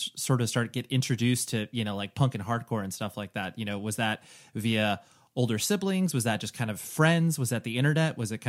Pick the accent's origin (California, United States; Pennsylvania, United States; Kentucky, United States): California, United States; I'm from Southern California